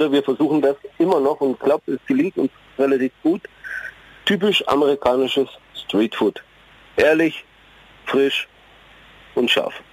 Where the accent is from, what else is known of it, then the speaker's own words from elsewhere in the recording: Bad Neustadt an der Saale, Bavaria, Germany; Ich, ich bin ein Unterfranke.